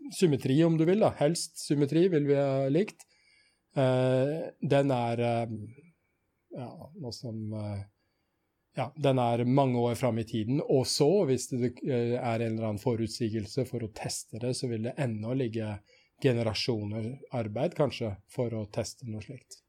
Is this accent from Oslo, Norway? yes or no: no; Sarpsborg, Østfold, Norway; also born or lived in Trondheim; født i Trondheim, men oppvokst i Sarpsborg, mm. og bor i Sarpsborg nå